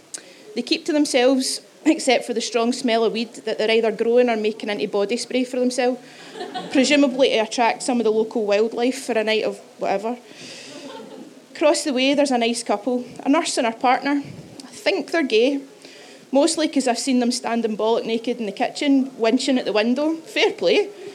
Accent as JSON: {"language": "English", "town": "Glasgow", "region": "Scotland", "country": "United Kingdom", "said": "So obviously I'm not from the West End. I'm from the East. It's where your drug dealers come from."}